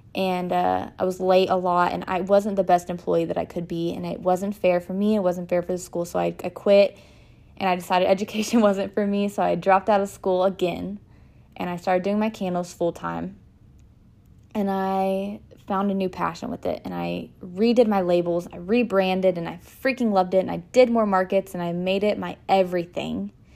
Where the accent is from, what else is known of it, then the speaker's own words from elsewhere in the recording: Denison, Texas, United States; I was born and raised in Denison, Texas